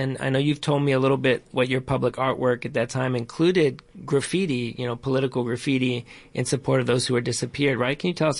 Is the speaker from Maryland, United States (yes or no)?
yes; Maryland, United States; now in New York, United States; I grew up in Maryland, though I was born in New York